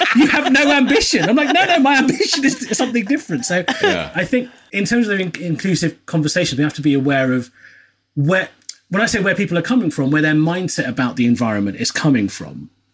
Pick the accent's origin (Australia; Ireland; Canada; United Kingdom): United Kingdom; I'm of a British Asian persuasion.